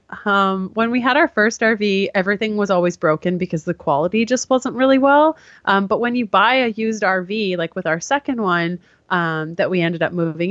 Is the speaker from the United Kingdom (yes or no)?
no; Canada; I am Canadian, and I only say that now because I'm in the States currently